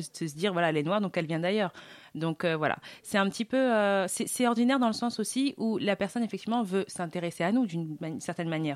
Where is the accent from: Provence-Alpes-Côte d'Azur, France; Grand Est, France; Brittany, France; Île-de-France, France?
Île-de-France, France; Saint-Cloud; je suis de Saint-Cloud